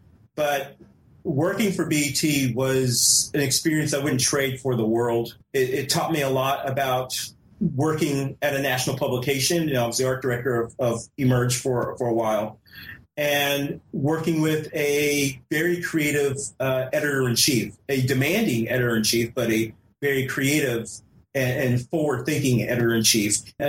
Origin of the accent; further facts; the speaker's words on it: California, United States; born there; Well, I was born in California. I was an Air Force brat. I was born in California, and so heading back out to West Coast just really intrigued me.